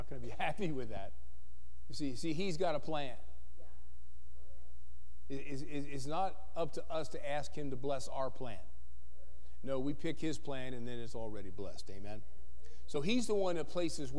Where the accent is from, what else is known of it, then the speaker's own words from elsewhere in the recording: the East, United States; now in Berthoud, United States; I grew up in the East